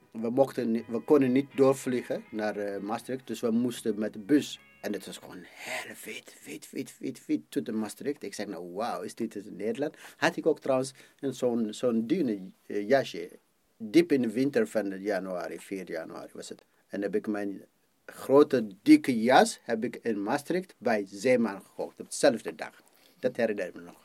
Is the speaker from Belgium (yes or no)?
no; Ethiopia; Dutch is a second language; now in Amsterdam, Netherlands; Ik kom uit Ethiopië.